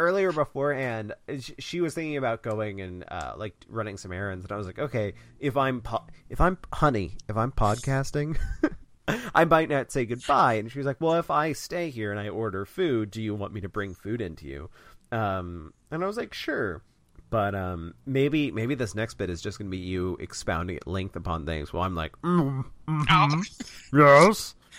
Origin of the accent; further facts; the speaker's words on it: Kentucky, United States; Well, I mean, I'm from Kentucky, so I'm not...